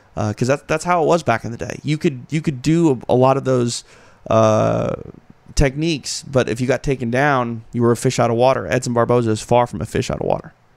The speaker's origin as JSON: {"language": "English", "region": "Minnesota", "country": "United States", "said": "I'm from Minnesota"}